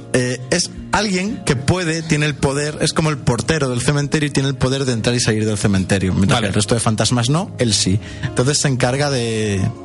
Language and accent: Spanish; Spain; nosotros que somos de España.